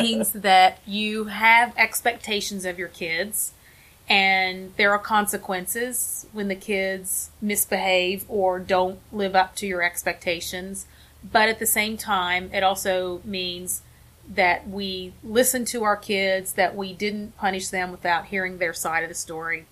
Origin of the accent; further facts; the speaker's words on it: West Virginia, United States; also born or lived in Cleveland, Ohio / Delaware; now in Wilmington, United States; I grew up in West Virginia.